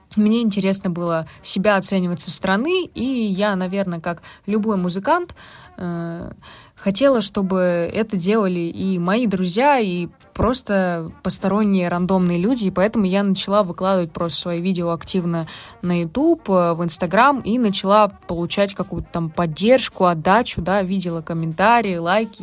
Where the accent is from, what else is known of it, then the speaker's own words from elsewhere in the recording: Uvarovo, Tambov Oblast, Russia; Я родилась в городе Уварово, маленький городок в Тамбовской области